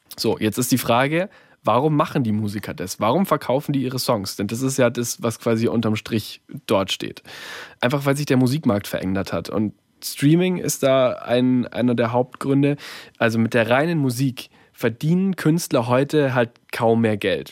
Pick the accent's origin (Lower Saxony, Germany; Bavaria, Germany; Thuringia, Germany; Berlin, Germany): Bavaria, Germany; Bayreuth; Also bei mir daheim in Bayreuth, äh, in meiner Heimatstadt